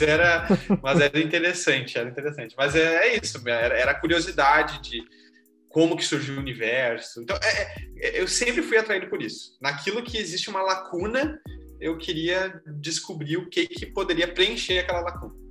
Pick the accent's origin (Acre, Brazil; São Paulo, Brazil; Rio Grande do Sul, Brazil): Rio Grande do Sul, Brazil; Gravataí; sou aqui de Gravataí